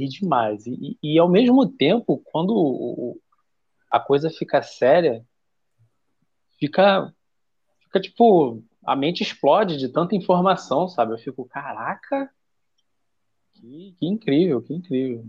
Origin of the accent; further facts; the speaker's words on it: Rio de Janeiro, Brazil; Eu sou do Rio de Janeiro